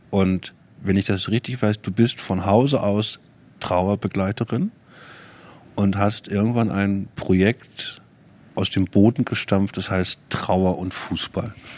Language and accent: German; Germany; hier bei uns in Deutschland